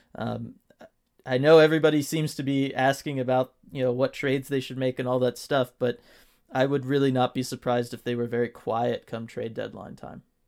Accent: Southern California, United States; we are not native to Seattle. We are from Southern California

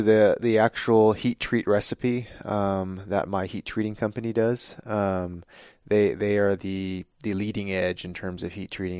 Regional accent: California, United States; growing up in California

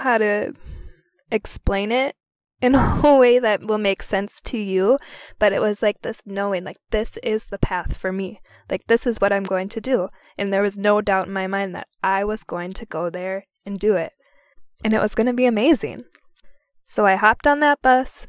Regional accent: Minnesota, United States; I returned to my home state, Minnesota

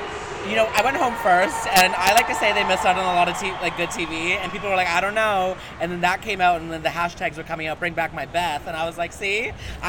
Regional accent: Vancouver, British Columbia, Canada; I'm from Vancouver though, so the climate here is very similar.

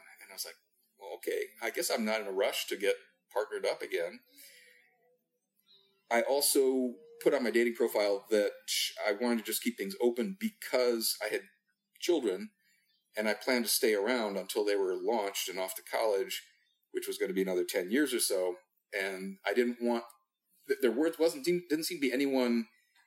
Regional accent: Midwest, United States; also born or lived in Europe / California; So I grew up in the Midwest, had a couple of years in Europe at different points growing up

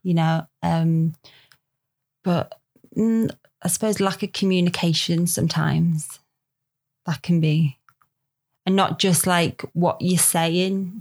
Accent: Liverpool, North West England, United Kingdom; accent: Scouse; moved away; grew up in Liverpool

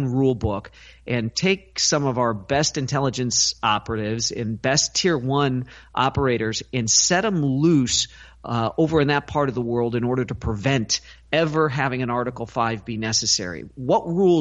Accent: Midwest, United States; I grew up in the Midwest

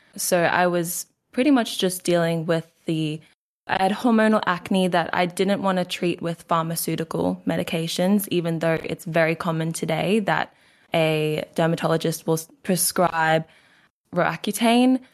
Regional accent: Queensland, Australia; accent: Australian; So I am Australian. I'm from Queensland, Australia.

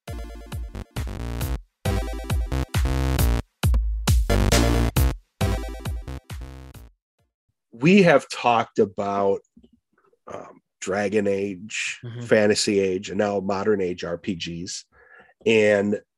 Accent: Midwest, United States; accent: Midwest; I'm using my Midwest accent

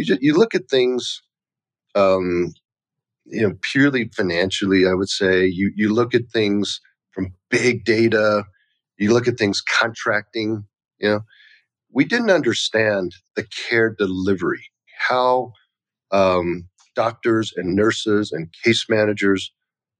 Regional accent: United States; also born or lived in Taiwan; I was born in Taiwan. I was just an immigrant kid. You know, my parents came here when I was like 3 years old

